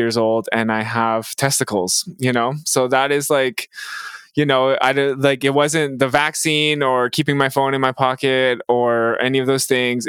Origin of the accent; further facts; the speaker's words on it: Mississauga, Ontario, Canada; now in Peterborough, Canada; I grew up in Mississauga and I live now in Peterborough, Ontario.